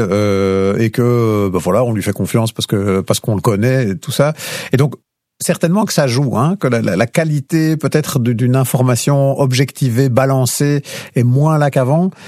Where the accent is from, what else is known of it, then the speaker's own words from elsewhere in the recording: Lierneux, Wallonia, Belgium; j'ai grandi en fait à Lierneux, dans une petite commune